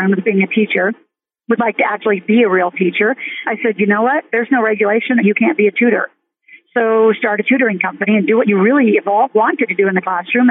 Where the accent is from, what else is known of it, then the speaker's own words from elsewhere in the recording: Nebraska, United States; I grew up in Nebraska where huge farm family